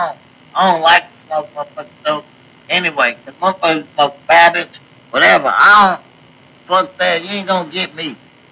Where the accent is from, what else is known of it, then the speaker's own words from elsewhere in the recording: Washington, United States; now in Missouri, United States; I stay here in Missouri. I am a licensed cultivated grower. You know what I'm saying? I come from Washington.